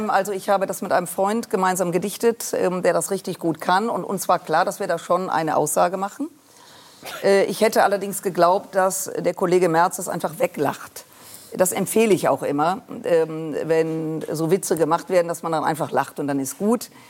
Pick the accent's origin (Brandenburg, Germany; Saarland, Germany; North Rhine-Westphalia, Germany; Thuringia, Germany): North Rhine-Westphalia, Germany; Düsseldorf; Äh, und ich komme aus Düsseldorf, ich bin mit dem Karneval sozialisiert worden.